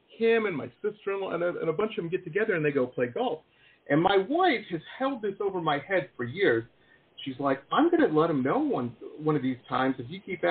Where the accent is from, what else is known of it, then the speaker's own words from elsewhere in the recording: Detroit, Michigan, United States; Detroit, Metro Detroit